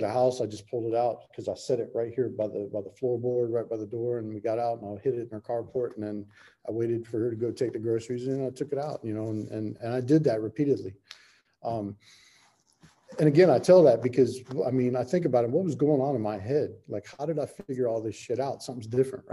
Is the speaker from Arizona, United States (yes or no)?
no; South Florida, United States; moved away as an adult; now in California, United States; I'm from South Florida originally. A treatment brought me out here to California.